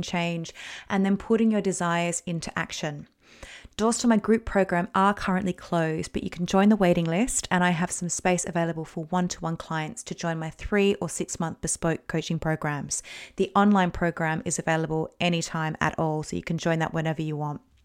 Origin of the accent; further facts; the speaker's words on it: Australia; I'm Australian